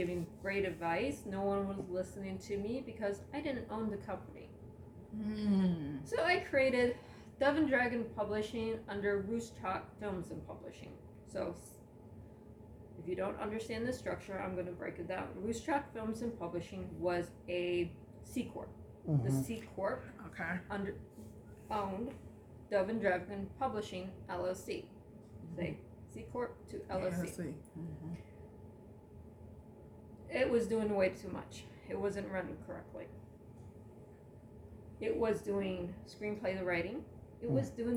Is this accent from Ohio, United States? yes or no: yes; Lorain, Ohio, United States; moved away; Originally, I'm from a little dot on a map called Lorain, Ohio